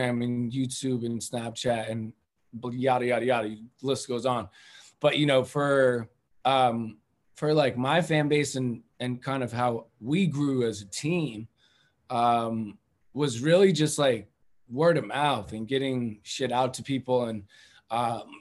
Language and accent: English; Cambridge, Massachusetts, United States; I grew up in Cambridge